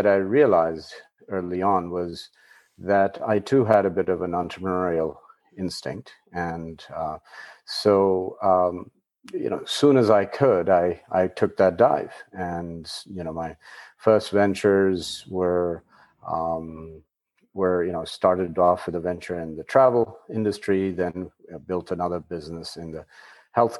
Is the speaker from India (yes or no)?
yes; India; I was born in India and grew up in a family which was likely somewhat unconventional